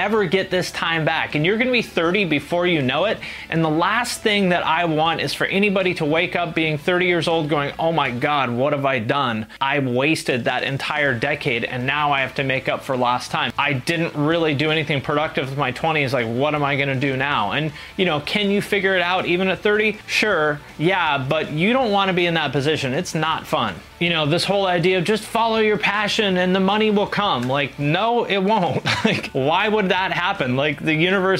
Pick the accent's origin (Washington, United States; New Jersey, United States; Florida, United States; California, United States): Washington, United States; Seattle; moved away as an adult; also born or lived in Cleveland; When I was 18, I moved from Seattle, where I grew up, like in the Seattle area, to Cleveland